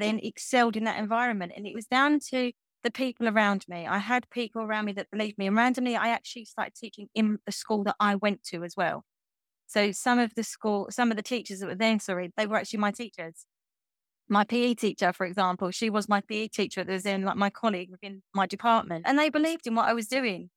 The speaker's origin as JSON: {"language": "English", "town": "Grays", "region": "East of England", "country": "United Kingdom", "tie": "born or raised there", "moved": "as an adult", "lives_now": "Norfolk, United Kingdom", "said": "I grew up in, in Essex in England, in a small townish, you could get called Grays"}